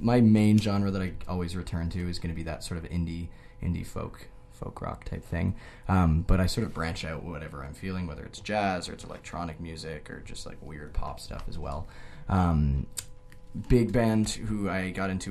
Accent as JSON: {"language": "English", "town": "Niagara Falls", "region": "Ontario", "country": "Canada", "moved": "as an adult", "lives_now": "Vancouver, Canada", "said": "I'm from Niagara Falls, Ontario"}